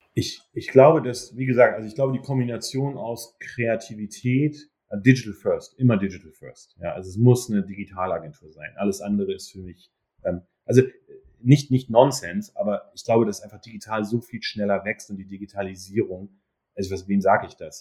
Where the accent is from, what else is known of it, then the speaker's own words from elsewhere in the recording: Germany; moved away as an adult; also born or lived in Duisburg; now in New York, United States; als Deutscher